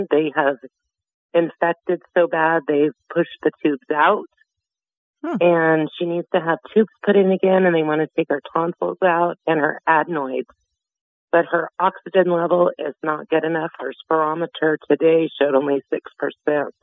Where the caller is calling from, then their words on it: Visalia, California, United States; I'm calling from California.